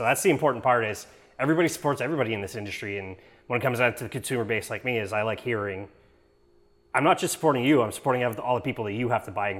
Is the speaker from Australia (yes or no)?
no; Quebec, Canada; I'm just so used to growing up in Quebec